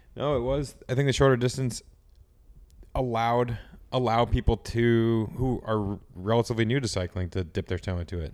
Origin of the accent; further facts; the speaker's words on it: United States; being an American